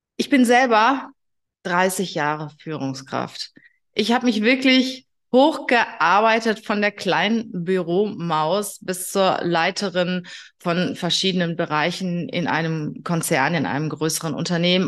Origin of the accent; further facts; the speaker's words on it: Germany; bei uns in Deutschland